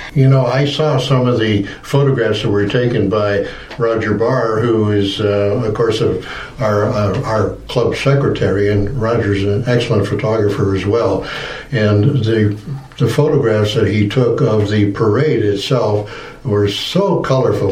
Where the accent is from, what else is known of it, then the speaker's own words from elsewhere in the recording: Arnprior, Ontario, Canada; moved away as an adult; now in Wasaga Beach, Canada; I was born just outside of Ottawa in Arnprior many years ago. We moved here to Wasaga Beach in 2006